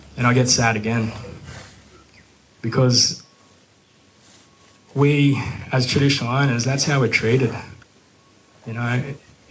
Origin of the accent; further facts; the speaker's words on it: Grafton, New South Wales, Australia; I grew up here in the Clarence Valley. I grew up in Grafton, so just on the upper side of the Clarence River.